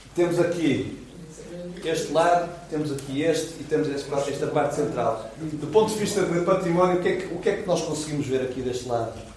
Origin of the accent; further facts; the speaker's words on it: Porto, Norte, Portugal; a terra onde eu venho, que é a cidade do Porto